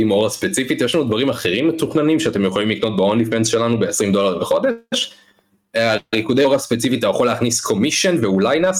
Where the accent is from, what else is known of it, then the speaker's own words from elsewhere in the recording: Oranit, Judea and Samaria Area, Israel; זה יישוב חמש דקות מראש העין